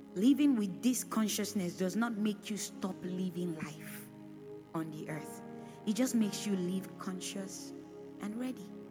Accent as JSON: {"language": "English", "region": "Edo", "country": "Nigeria", "said": "I'm from Edo State, so I know Edo people"}